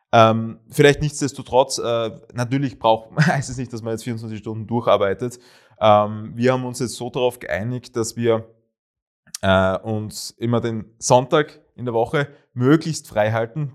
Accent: Graz, Styria, Austria; also born or lived in Vienna; Heimat. Ähm, ich bin zwar sogar in Wien geboren, aber sehr rasch nach Graz übersiedelt, sehr, sehr rasch

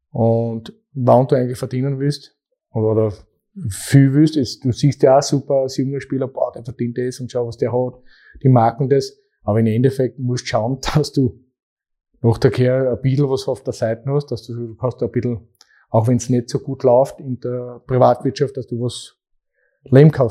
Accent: Austria; Weil in der zweiten Bundesliga bei uns in Österreich ist auch nicht so

